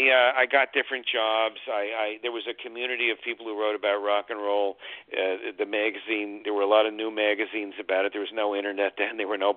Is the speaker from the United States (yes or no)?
yes; Hastings-on-Hudson, New York, United States; I grew up in the suburbs of New York City. It was Westchester County, a town called Hastings-on-Hudson. And it was about 40 minutes outside of the city.